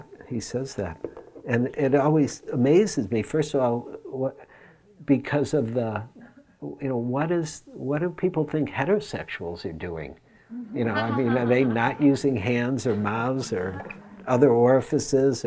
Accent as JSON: {"language": "English", "town": "Detroit", "region": "Michigan", "country": "United States", "tie": "born or raised there", "said": "it was in Detroit, growing up in Detroit"}